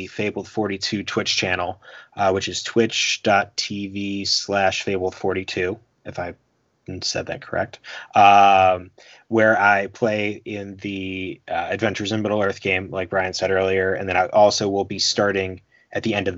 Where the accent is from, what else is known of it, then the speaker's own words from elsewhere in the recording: Philadelphia, Pennsylvania, United States; I'm from Philly